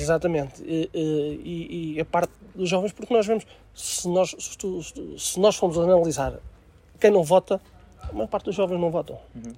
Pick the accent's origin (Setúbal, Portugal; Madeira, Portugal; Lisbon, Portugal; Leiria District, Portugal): Lisbon, Portugal; Aveiras de Cima; sou de Aveiras de Cima, uh, nascido e criado em Aveiras